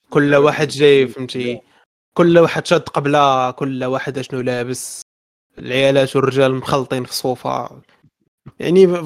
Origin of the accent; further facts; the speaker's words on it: Morocco; ولكن هادشي راه ما كاينش عندنا في المغرب باش نكونوا واضحين